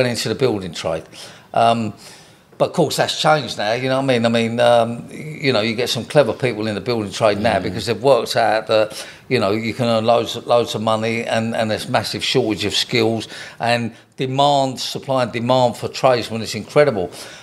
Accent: London, United Kingdom; We moved from North London to South London

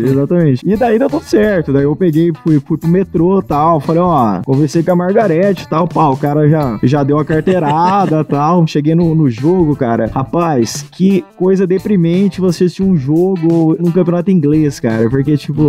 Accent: Bauru, São Paulo, Brazil; sou de São Paulo, interior de São Paulo, Bauru.

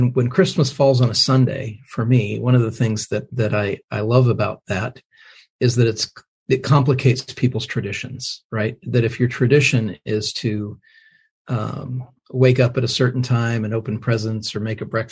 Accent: Indiana, United States; now in Franklin, United States; raised in the Midwest. I'm an Indiana boy

